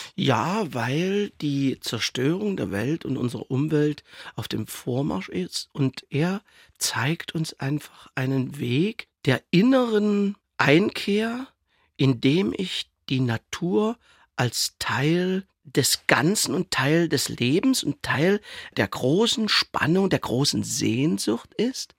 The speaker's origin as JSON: {"language": "German", "region": "Saxony", "country": "Germany", "said": "ich als Sachse und Theaterdirektor"}